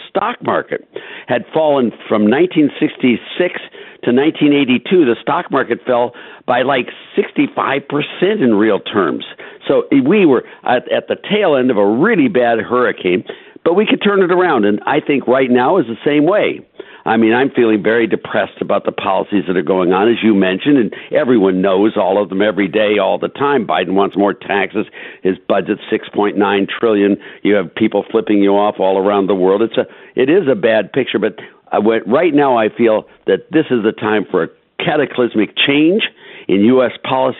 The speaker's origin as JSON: {"language": "English", "town": "Cleveland", "region": "Ohio", "country": "United States", "said": "I come from Cleveland, Ohio."}